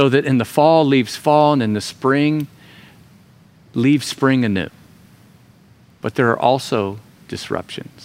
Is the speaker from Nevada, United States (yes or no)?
no; Florida, United States; moved away; Florida, my home state